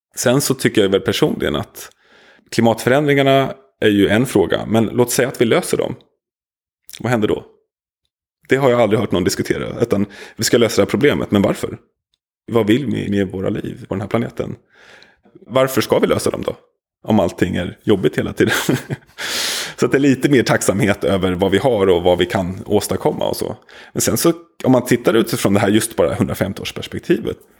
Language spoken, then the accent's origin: Swedish; Nacka, Stockholm County, Sweden; also born or lived in Södermalm, Stockholm; när jag växte upp i Nacka på 80-talet